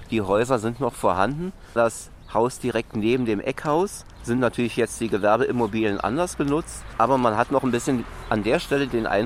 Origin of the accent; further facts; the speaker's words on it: Berlin, Germany; bin direkt in der Stadt geboren, aufgewachsen